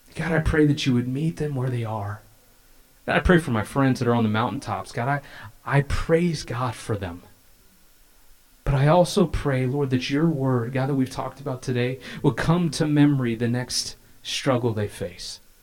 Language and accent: English; California, United States; I'm from California